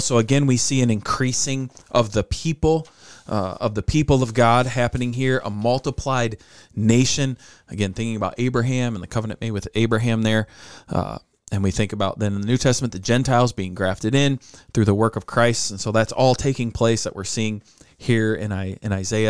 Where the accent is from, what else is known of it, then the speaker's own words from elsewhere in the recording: United States; us being American